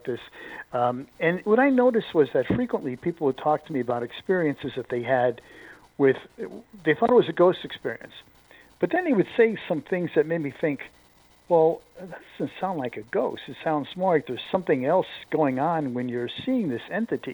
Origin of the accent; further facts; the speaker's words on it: New England, United States; I grew up in New England